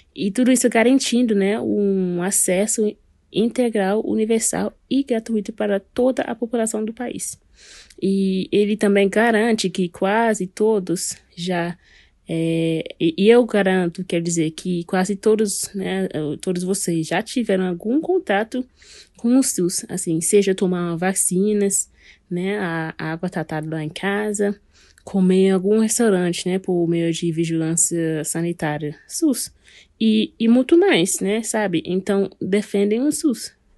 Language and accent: Portuguese; Guyana; now in Brasília, Brazil; eu sou natural da Guiana, que fica aqui no Mercúrio Sul